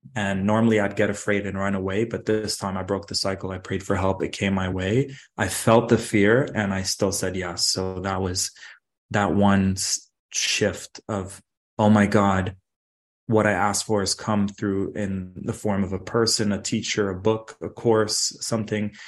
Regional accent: Dubai, United Arab Emirates; now in Toronto, Canada; Growing up in Dubai, I saw super wealthy people and super poor people

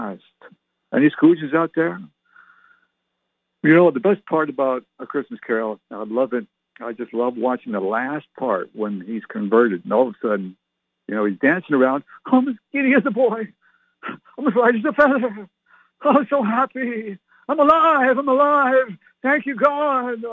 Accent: Ottawa, Ontario, Canada; moved away; I was born and raised in Canada.

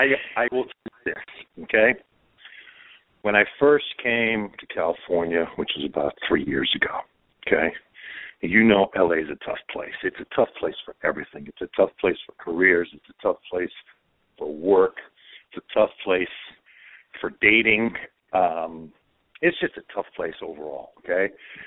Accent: Croatia; I was born in Europe. I'm a Croatian. I was raised it. My whole core is European.

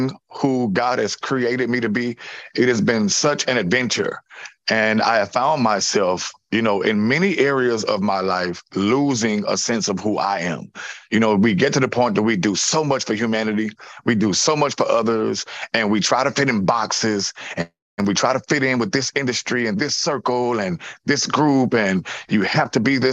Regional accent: Louisiana, United States; also born or lived in New Orleans; I was born in Louisiana, but I choose to be in New Orleans

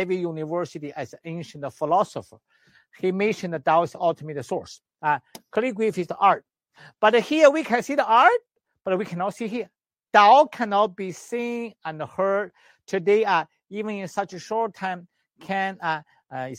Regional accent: China; English is a second language; moved away; also born or lived in Canada; I'm the doctor from Western medicine, China, and traditional Chinese medicine, acupuncturist, herbalist in China and in Canada. When I was very small, at age 6, I did the Tai Chi

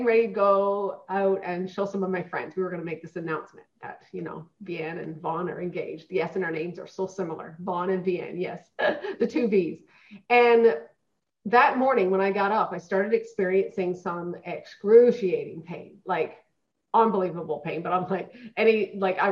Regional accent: Newfoundland and Labrador, Canada; now in Edmonton, Canada; I was born and raised in Newfoundland

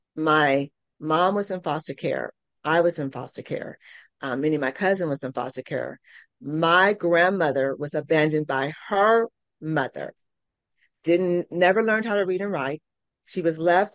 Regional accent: California, United States; moved away as an adult; now in Tulsa, United States; I'm from California. I'm a city girl

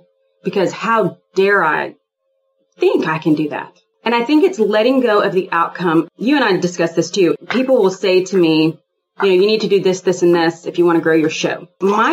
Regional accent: Houston, Texas, United States; I'm from Houston, Texas. I grew up with guns all in the house

